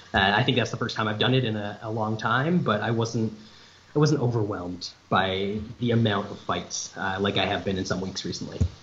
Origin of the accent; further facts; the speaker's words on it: Canada; north of the border